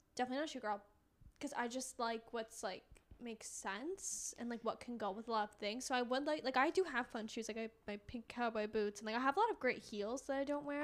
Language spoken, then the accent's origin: English; Connecticut, United States; growing up in Connecticut, didn't really live near the sh, like, I lived, like, twenty minutes from the shore.